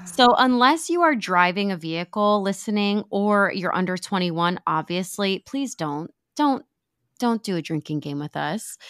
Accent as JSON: {"language": "English", "region": "Pennsylvania", "country": "United States", "tie": "born or raised there", "moved": "yes", "lives_now": "Florida, United States", "said": "When I was growing up in Pennsylvania"}